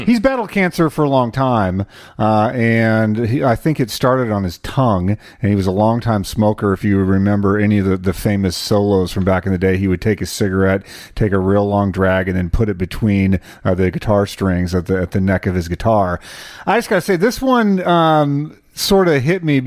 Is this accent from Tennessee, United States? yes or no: no; New Mexico, United States; for a kid growing up in New Mexico